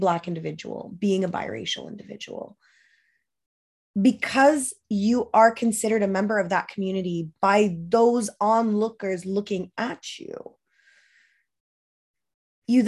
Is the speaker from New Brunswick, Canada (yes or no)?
yes; Moncton, New Brunswick, Canada; I was born and raised by myself in Moncton, New Brunswick, as the only one of my kind